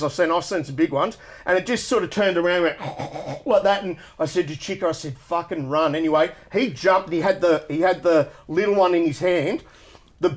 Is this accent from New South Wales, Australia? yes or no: yes; the Tweed, New South Wales, Australia; now in Canberra, Australia; I grew up on the Tweed, and we had a lot of, like, Ngunnawal kids